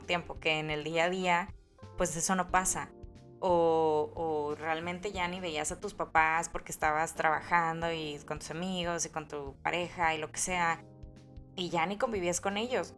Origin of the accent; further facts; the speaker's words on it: Mexico; si los mexicanos cantáramos